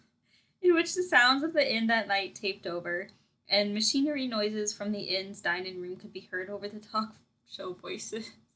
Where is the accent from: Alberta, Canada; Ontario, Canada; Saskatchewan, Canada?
Saskatchewan, Canada; we are from Saskatchewan